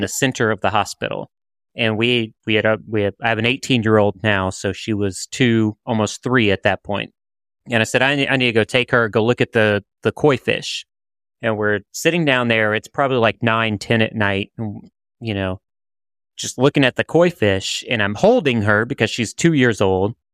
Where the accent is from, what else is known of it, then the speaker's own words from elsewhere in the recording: around New Orleans, Louisiana, United States; I'm from New Orleans. Well, I'm, I'm from around New Orleans